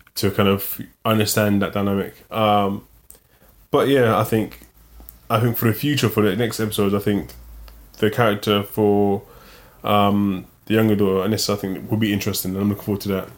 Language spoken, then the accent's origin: English; London, United Kingdom; growing up in London